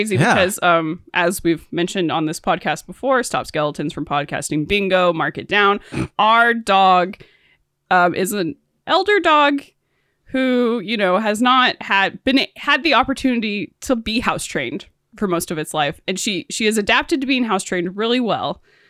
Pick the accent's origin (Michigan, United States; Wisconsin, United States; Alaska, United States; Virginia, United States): Alaska, United States; It's always like, well, I'm from Alaska.